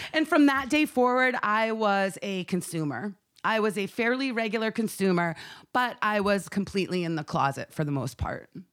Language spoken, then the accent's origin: English; Maine, United States; my home state